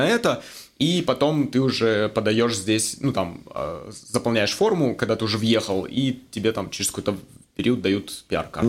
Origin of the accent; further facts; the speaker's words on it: Magnitogorsk, Chelyabinsk Oblast, Russia; moved away as an adult; also born or lived in Moscow, Russia / Hong Kong; now in Vancouver, Canada; Я родом из России, из маленького города Магнитогорск, Челябинская область.